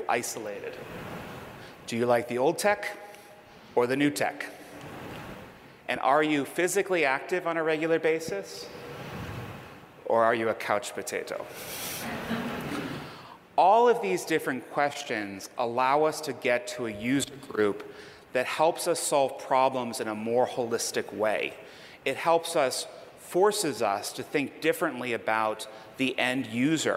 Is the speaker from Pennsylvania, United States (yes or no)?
yes; Pittsburgh, Pennsylvania, United States; I'm from Pittsburgh, home of Heinz ketchup and plenty of pickles